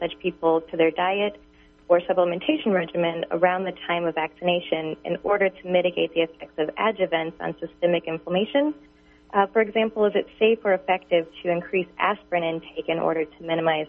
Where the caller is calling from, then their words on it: Tacoma, Washington, United States; Hi, yes, I'm calling from Washington, Tacoma region